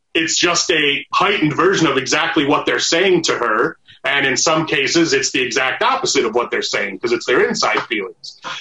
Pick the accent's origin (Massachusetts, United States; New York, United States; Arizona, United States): Arizona, United States; moved away as an adult; also born or lived in Michigan; now in Los Angeles, United States; i fucking grew up in arizona you know I, I, didn't have a lot. Of, I had a lot of black friends when I was uh, a kid in Michigan, not so much growing up in Arizona